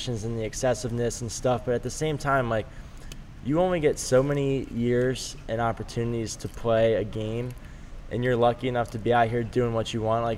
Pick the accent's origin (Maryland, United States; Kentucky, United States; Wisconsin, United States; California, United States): Maryland, United States; I grew up in Maryland, and like everyone in Maryland is diehard Terps and hates Duke